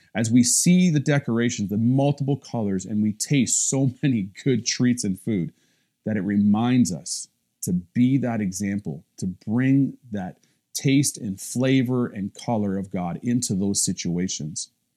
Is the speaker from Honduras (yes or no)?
no; Cobden, Ontario, Canada; my little hometown, Cobden